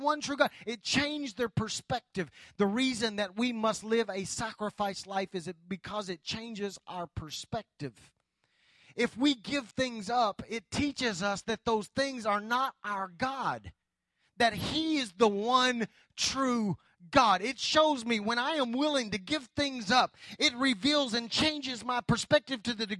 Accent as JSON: {"language": "English", "country": "United States", "said": "as American Christians"}